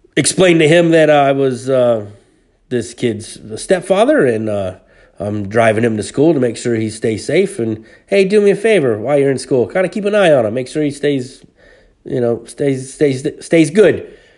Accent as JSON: {"language": "English", "town": "Hayward", "region": "California", "country": "United States", "tie": "born or raised there", "said": "Hayward, California, which is my hometown"}